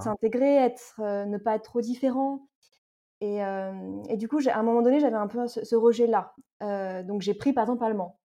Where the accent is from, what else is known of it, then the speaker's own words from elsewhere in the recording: Paris region, Île-de-France, France; moved away as an adult; also born or lived in Toulouse, France; now in Madrid, Spain; je suis née, j'ai grandi en région parisienne, donc je viens de l'Est parisien et je suis franco-espagnole